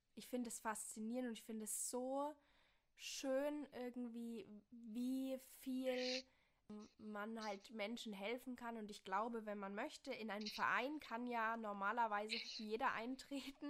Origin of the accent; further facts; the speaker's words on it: Bavaria, Germany; now in Rhineland-Palatinate, Germany; ich komme aus Bayern